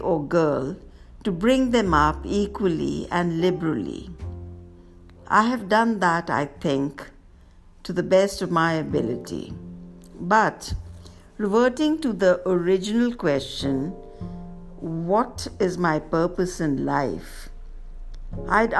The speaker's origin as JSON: {"language": "English", "town": "Bangalore", "region": "Karnataka", "country": "India", "tie": "born or raised there", "said": "Growing up in the Bangalore of the 60s was fun and frustrating"}